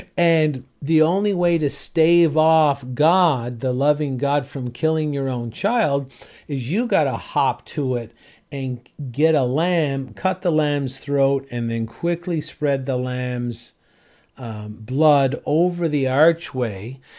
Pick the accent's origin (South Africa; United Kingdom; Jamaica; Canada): Canada; St. John's, Newfoundland and Labrador; moved away; I was from Saint John's, Newfoundland